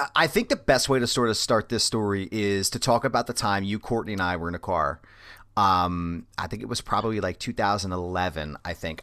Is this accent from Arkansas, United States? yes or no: no; Philadelphia area, Pennsylvania, United States; I didn't grow up in Philly, but like I grew up enough around Philly and in the area